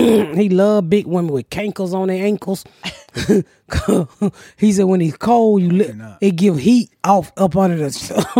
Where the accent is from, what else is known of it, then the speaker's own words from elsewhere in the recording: the South, United States; I'm from the South.